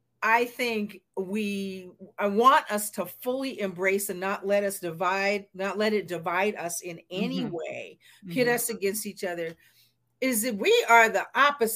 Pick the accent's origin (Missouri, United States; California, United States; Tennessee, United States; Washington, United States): Washington, United States; Seattle; I'm from Seattle, Washington. Grew up in the 50s and 60s.